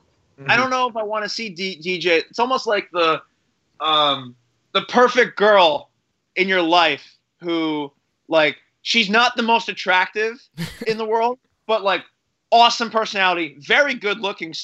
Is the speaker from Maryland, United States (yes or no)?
no; New Jersey, United States; I'm from Jersey